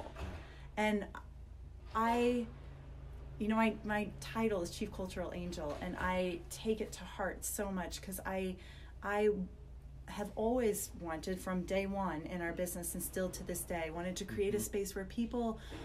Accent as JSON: {"language": "English", "region": "Iowa", "country": "United States", "tie": "born or raised there", "moved": "yes", "lives_now": "Oregon, United States", "said": "growing up in Iowa in a very Catholic family where nobody gets divorced ever"}